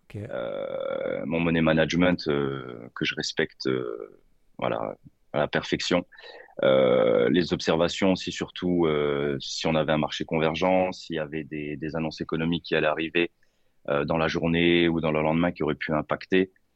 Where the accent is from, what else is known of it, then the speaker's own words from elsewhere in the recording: Lorraine, Grand Est, France; je suis de Lorraine, 57